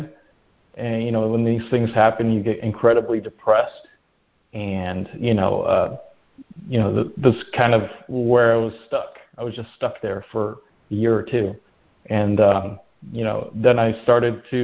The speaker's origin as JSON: {"language": "English", "town": "Rockford", "region": "Illinois", "country": "United States", "tie": "born or raised there", "moved": "as an adult", "said": "I grew up in Illinois, in a town called Rockford."}